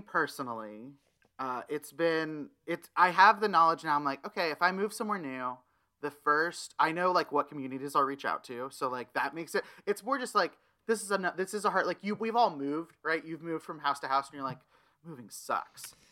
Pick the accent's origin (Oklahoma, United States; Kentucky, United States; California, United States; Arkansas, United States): Oklahoma, United States; Tulsa; moved away as an adult; also born or lived in Stillwater, Oklahoma / Jacksonville, Florida; now in Los Angeles, United States; Tulsa is the city I was raised